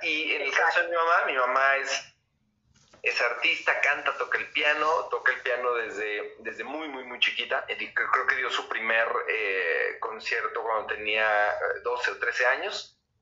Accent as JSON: {"language": "Spanish", "country": "Mexico", "said": "cómo somos los mexicanos"}